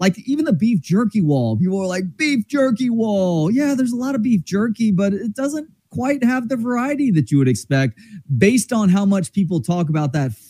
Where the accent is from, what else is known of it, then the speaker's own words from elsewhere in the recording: Dallas, Texas, United States; Growing up in Dallas but having a bunch of family in Houston